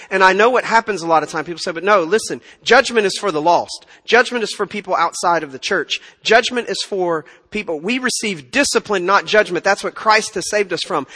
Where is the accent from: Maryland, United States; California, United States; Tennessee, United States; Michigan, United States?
Tennessee, United States; now in Texas, United States; I'm from Tennessee